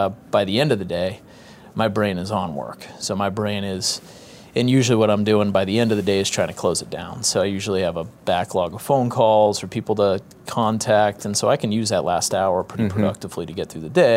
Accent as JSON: {"language": "English", "town": "Boston", "region": "Massachusetts", "country": "United States", "tie": "born or raised there", "also_born_or_lived": "Kansas / Kansas City", "moved": "as an adult", "lives_now": "St. Joseph, United States", "said": "I'm from New England, grew up in Boston"}